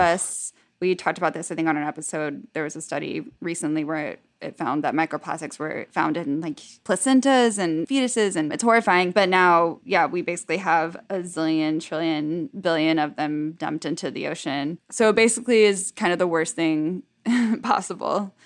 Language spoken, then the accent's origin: English; Dallas, Texas, United States; moved away; my neighborhood in Dallas where I grew up